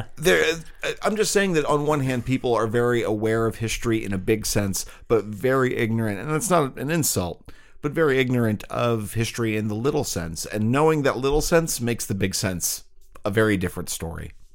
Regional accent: St. Louis, Missouri, United States; I grew up in Saint Louis in the nineteen eighties and nineteen nineties

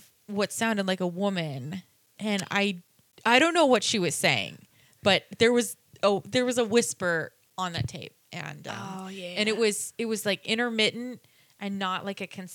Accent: Utah, United States; when I was growing up in Utah, we lived in my grandmother's basement

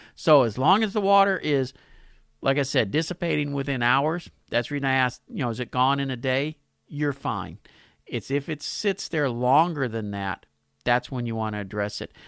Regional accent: Pasadena, United States; my hometown of Pasadena

